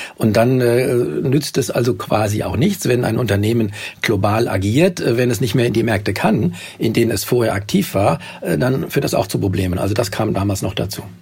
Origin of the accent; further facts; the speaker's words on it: Germany; bei uns in Deutschland